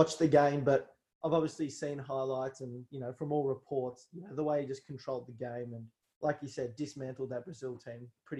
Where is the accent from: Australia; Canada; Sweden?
Australia; As an Australian as well